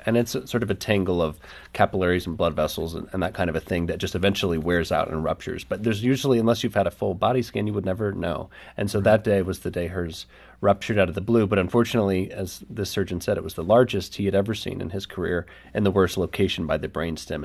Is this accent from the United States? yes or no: yes; the Bible Belt, United States; growing up in the Bible Belt, we have all these experiences of church